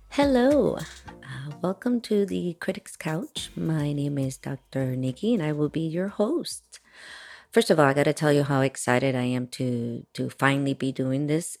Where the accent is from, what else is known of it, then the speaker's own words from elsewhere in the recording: Miami, Florida, United States; also born or lived in Washington Heights, New York City / Dominican Republic (family); was born in New York and raised in Miami, Florida